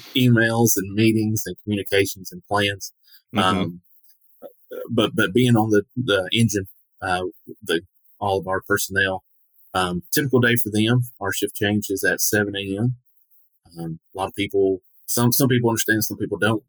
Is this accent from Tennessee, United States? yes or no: yes; Portland, Tennessee, United States; this has been home uh, my entire life.